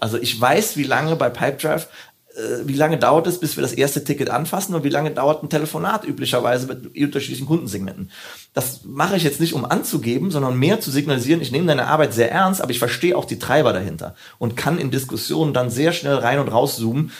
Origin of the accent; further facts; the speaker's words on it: Hürth, North Rhine-Westphalia, Germany; wo ich herkomme, bin in Köln geboren, äh, genauer gesagt in Hürth